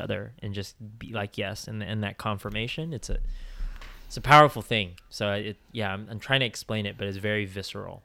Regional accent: Bay Area, California, United States; we have similar backgrounds growing up in the Bay Area

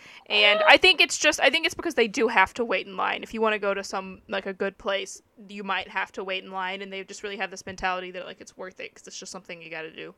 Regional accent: Texas, United States; born or raised there; now in Japan

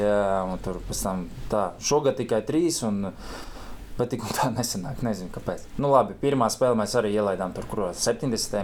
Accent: Riga, Latvia; no Rīgas, jā, bet sāk, pirmais klubs mans bija Auda

